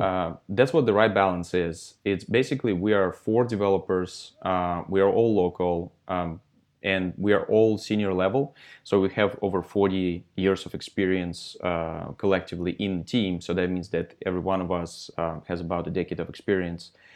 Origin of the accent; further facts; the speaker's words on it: Russia; now in Santa Monica, United States; I'm from Russia originally. So I'm Russian, Um, I was born in Russia, um, and I started coding in fifth grade of elementary school